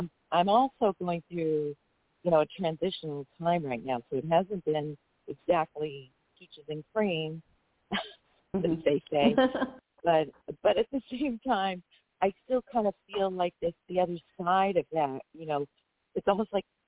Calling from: San Diego, California, United States; I'm calling from San Diego, California.

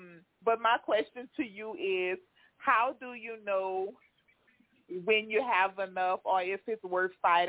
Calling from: Louisiana, United States; I'm calling from Louisiana.

